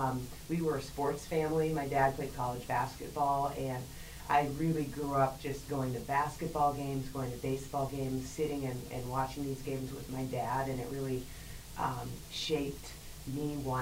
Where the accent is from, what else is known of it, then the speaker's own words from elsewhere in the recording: Atlanta, Georgia, United States; also born or lived in St. Louis / New Jersey / Pittsburgh / West Bloomfield; A little bit of everywhere. I say that I'm from Atlanta, but I was actually born in St. Louis. My dad worked for Ford, and so we moved a lot. I lived in, New Jersey. I lived in Pittsburgh.